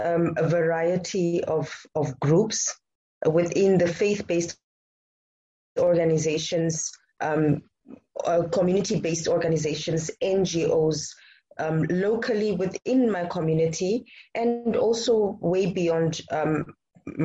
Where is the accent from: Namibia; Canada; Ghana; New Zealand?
Namibia; I am born and I live in Namibia